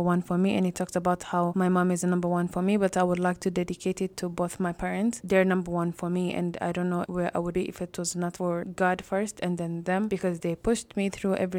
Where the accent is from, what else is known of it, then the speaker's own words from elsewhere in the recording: Kenya; moved away as an adult; also born or lived in Oshawa, Ontario, Canada; now in Brooks, Canada; I'm originally from Kenya